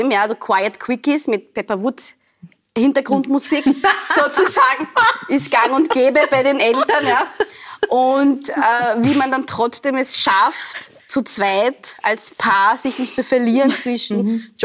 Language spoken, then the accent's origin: German; Austria; Also in Österreich war ich, bin ich, werde ich immer noch nicht abs also vollkommen als Österreicherin akzeptiert, mhm. weil ich so ausschaue, wie ich ausschaue, weil ich heiß, wie ich heiß.